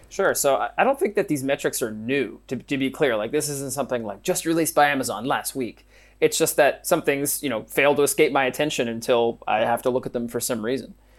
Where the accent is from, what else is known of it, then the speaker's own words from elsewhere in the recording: Pennsylvania, United States; I'm from Pennsylvania